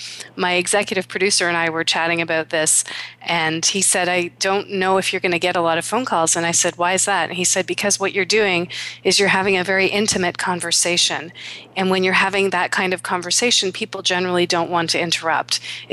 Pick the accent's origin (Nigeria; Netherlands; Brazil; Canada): Canada; born there; my heritage is East Indian. I was born in Canada.